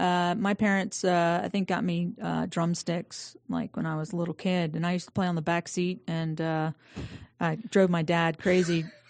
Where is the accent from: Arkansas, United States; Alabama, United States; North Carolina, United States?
North Carolina, United States; Statesville; also born or lived in Aiken, South Carolina; now in Atlanta, United States; I was born in Aiken, South Carolina. Okay. I know, odd. No. And then, you know, my parents were from Statesville, and so they moved back home when I was three. And, yeah, so Statesville, North Carolina.